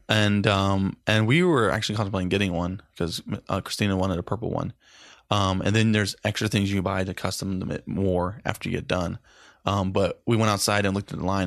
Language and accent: English; Daytona Beach, Florida, United States; Daytona Beach